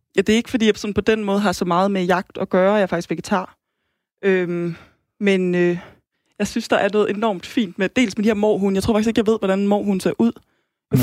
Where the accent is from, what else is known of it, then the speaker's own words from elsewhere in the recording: Aarhus, Central Denmark Region, Denmark; kommer fra Aarhus